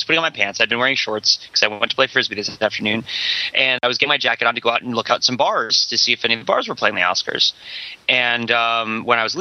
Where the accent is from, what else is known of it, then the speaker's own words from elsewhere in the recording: Boston, Massachusetts, United States; I'm from Boston